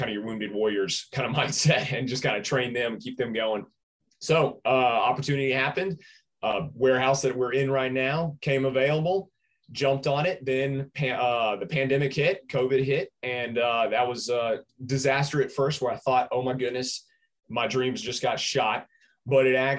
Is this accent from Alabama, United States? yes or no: yes; Birmingham, Alabama, United States; also born or lived in Gadsden, Alabama; I was born and raised in Birmingham here, where the gym is now